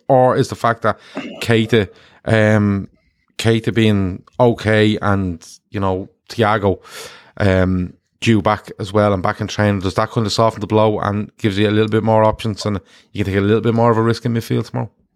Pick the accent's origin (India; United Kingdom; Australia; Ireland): Ireland; I'm an Irish man